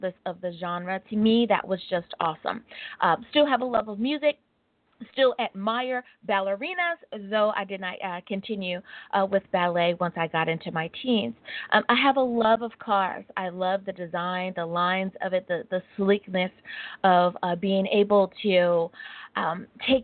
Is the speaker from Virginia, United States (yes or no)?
yes; Hampton Roads, Virginia, United States; now in Long Beach, United States; I am originally from the Hampton Roads area of Virginia, so I am a Southerner. I live in Long Beach, California.